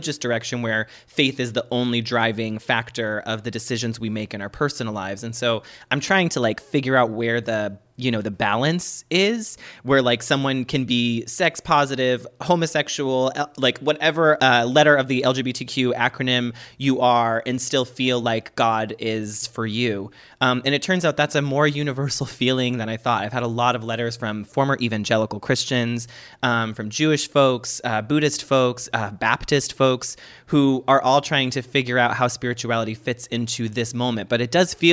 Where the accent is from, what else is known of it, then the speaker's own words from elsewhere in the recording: Boston, Massachusetts, United States; I'm from Boston, honey.